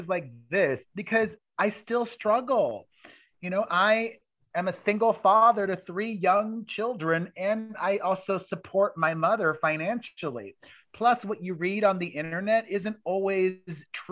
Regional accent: Miami, Florida, United States; moved away as an adult; also born or lived in New York City; I grew up in Miami, Florida, where I was very poor

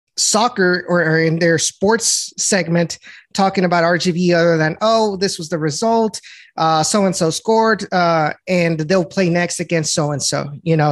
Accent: Rio Grande Valley, Texas, United States; was born and raised in the Rio Grande Valley

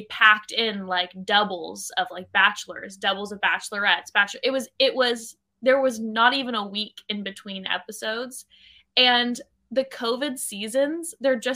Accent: California, United States; Orange County.

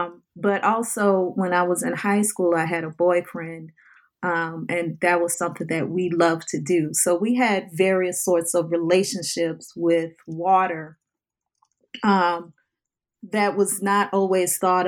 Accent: New Orleans, Louisiana, United States; water is part of my DNA in terms of how I lived a life growing up in the New Orleans area

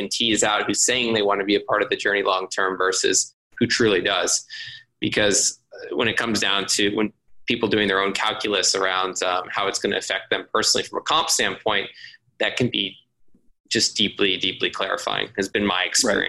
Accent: Austin, Texas, United States; I was super fortunate that I grew up in Austin

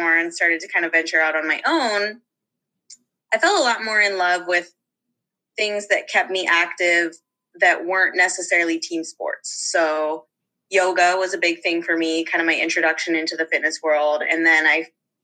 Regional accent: Eugene, Oregon, United States; I am from, and I grew up in Eugene, Oregon

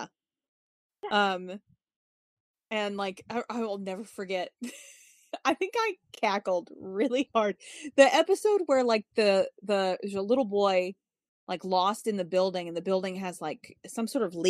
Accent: Winston-Salem, North Carolina, United States; the name of my hometown like 10 billion times in a row. It was like, like, everybody is saying it. Winston-Salem

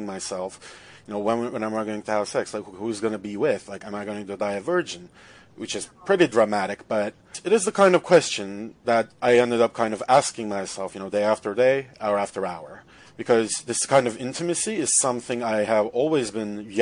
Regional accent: Turkey; moved away as an adult; now in Toronto, Canada; I'm from Turkey. I'm an international student

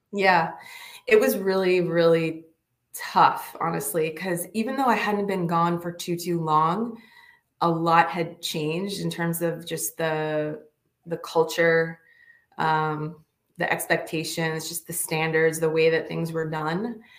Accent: Northeast, United States; also born or lived in Michigan; I'm from the Northeast

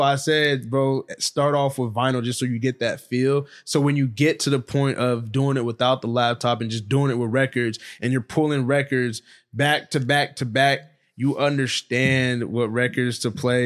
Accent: Stockton, California, United States; also born or lived in Hayward, California; I grew up on the north side of Stockton

